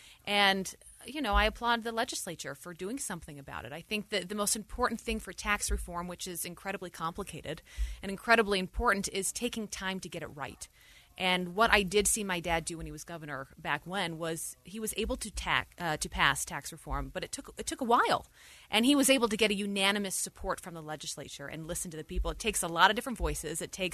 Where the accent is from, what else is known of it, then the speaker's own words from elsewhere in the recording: Utah, United States; moved away as an adult; also born or lived in New York; And I was raised here in Utah. This is where I learned values. This is where I learned who I wanted to be in life.